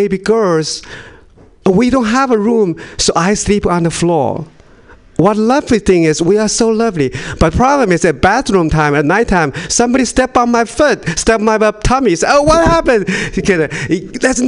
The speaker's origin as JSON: {"language": "English", "country": "China", "tie": "born or raised there", "second_language": "English", "moved": "as an adult", "lives_now": "Sacramento, United States", "said": "I was born in China, but I moved to America a couple years ago"}